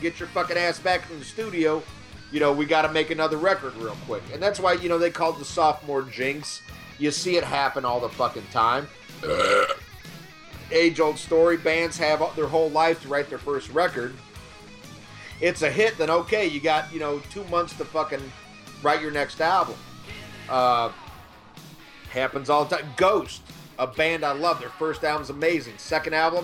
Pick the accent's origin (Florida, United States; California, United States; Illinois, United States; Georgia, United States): Illinois, United States; Kankakee; I grew up in Kankakee, Illinois